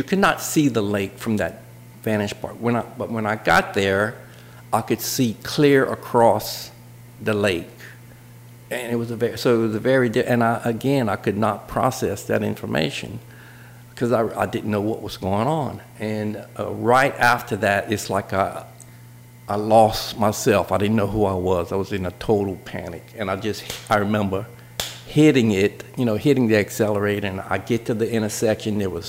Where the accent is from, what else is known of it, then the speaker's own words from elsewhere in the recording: Jefferson Island, Louisiana, United States; also born or lived in Lafayette, Louisiana; I grew up with that salt mine, and I mean, we're right next to it